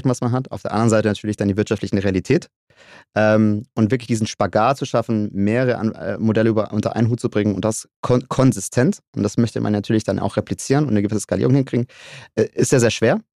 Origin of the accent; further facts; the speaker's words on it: Stuttgart, Baden-Württemberg, Germany; Ich glaube, als, ähm, als gebürtiger Stuttgarter ist das, ist das ein Thema Auto Mobilität, was einen umgibt